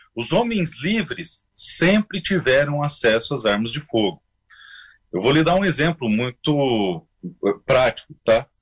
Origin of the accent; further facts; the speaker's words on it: interior of Mato Grosso do Sul, Brazil; eu sou do Mato Grosso, do interior do Mato Grosso do Sul